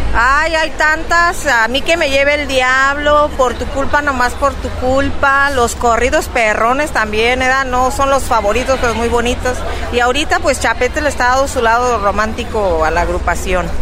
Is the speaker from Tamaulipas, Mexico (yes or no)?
no; Tangancícuaro, Michoacán, Mexico; nosotros somos de Tangancícuaro